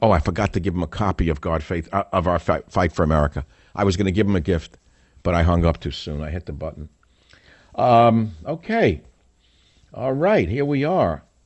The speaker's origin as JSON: {"language": "English", "town": "San Diego", "region": "California", "country": "United States", "said": "I'm from San Diego, California"}